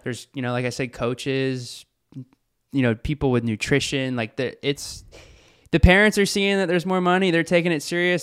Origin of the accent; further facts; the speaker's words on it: Virginia Beach, Virginia, United States; moved away as an adult; now in New Smyrna Beach, United States; kid growing up in Virginia Beach